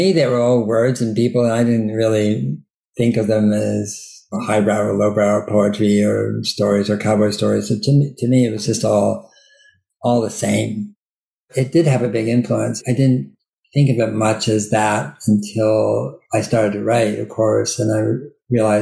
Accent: Berkeley, California, United States; also born or lived in Sierra Nevada; I grew up in Berkeley, which is, you know, a very liberal university town

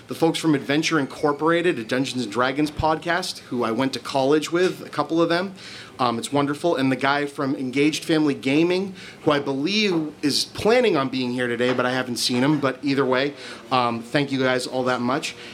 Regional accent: Lynn, Massachusetts, United States; I'm from Lynn, Massachusetts

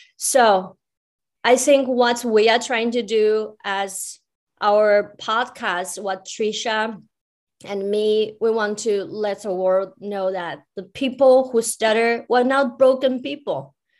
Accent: China; I grew up in China

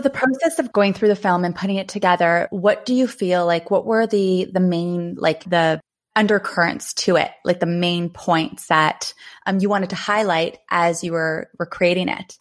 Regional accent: Thunder Bay, Ontario, Canada; I'm from Thunder Bay

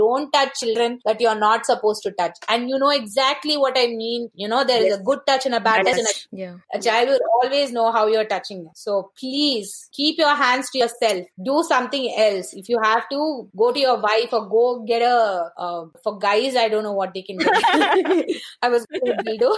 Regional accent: India; I am an Indian, so I can speak my people

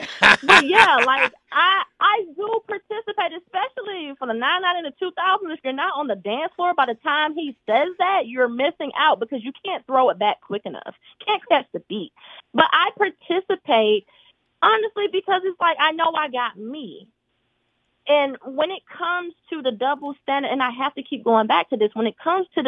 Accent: Atlanta, Georgia, United States; And I'm from Atlanta.

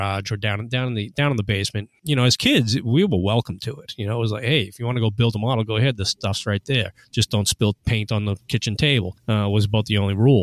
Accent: Boston, Massachusetts, United States; I was born in Boston, Massachusetts, born and raised there in the neighborhood of Dorchester specifically

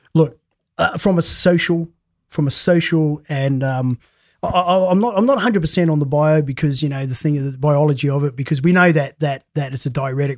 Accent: New Zealand; I come from a big family of seven and I'm a New Zealander

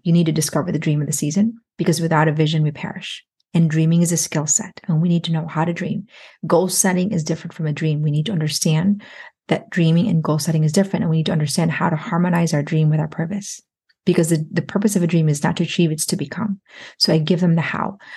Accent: Philippines; I'm Filipino

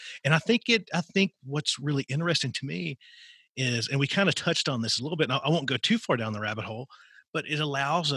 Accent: Southwestern Virginia, United States; I grew up in Southwestern Virginia

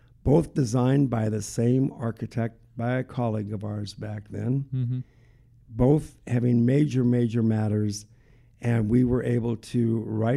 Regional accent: North Dakota, United States; moved away as an adult; now in Nevada, United States; I'm from North Dakota

